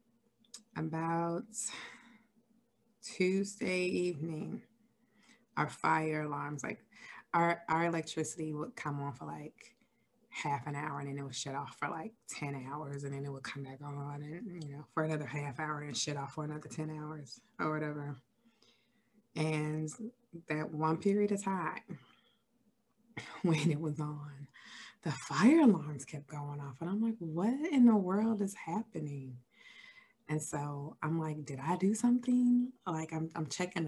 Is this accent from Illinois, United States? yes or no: yes; Chicago, Illinois, United States; moved away; I am originally from Chicago, Illinois